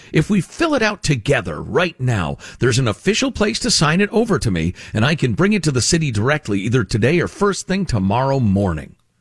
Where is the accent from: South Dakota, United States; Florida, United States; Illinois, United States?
Illinois, United States; Chicago; the corruption I grew up with in Chicagoland